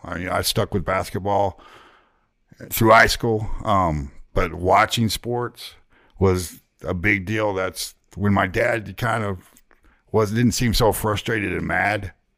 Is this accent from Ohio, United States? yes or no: yes; Ohio, United States; moved away; also born or lived in Zanesville, Ohio / Oklahoma City, Oklahoma / Dallas, Texas; being from Ohio